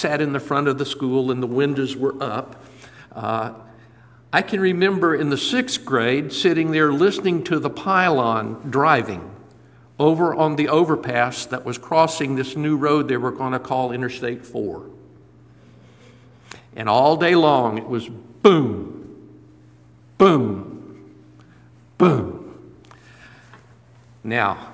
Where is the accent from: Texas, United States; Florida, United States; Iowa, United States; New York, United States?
Florida, United States; Lakeland; also born or lived in Indiana / Ohio; they moved when I was just 3 years old. And so I grew up on the west side of Lakeland and attended my schooling all the way through college